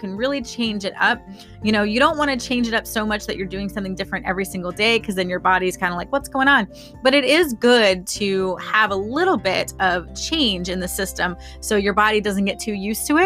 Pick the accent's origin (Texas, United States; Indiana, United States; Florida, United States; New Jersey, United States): Florida, United States; I'm from Florida